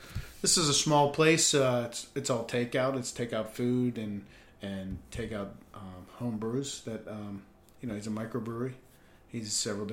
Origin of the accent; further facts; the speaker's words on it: Dormont, Pennsylvania, United States; I grew up in Dormont